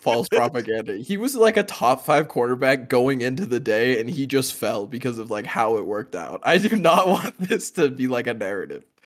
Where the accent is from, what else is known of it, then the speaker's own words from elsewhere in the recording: Southern Oregon, United States; I'm from Southern Oregon.